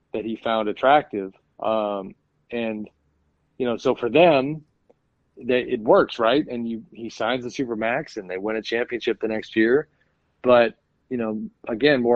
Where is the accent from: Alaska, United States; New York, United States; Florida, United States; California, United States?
California, United States; Northern; a guy who grew up in Northern California